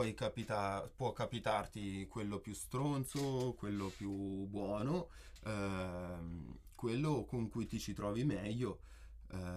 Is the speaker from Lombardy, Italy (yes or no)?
no; Perugia, Umbria, Italy; sono perugino, eh, nato e cresciuto qua